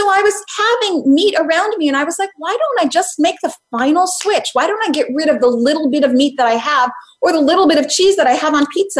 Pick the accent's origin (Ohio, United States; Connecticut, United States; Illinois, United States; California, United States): Illinois, United States; Chicago; I grew up in Chicago.